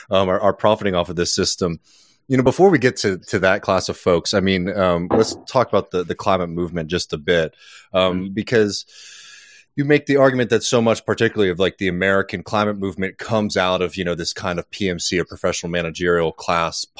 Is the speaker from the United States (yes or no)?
yes; the South, United States; I grew up poor in the South. I live in a working class neighborhood in my hometown now